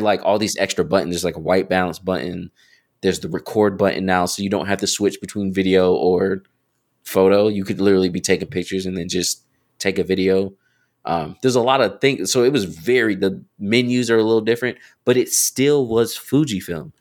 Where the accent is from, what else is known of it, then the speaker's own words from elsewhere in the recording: North Carolina, United States; also born or lived in Raleigh, North Carolina; I'm from North, like, born and raised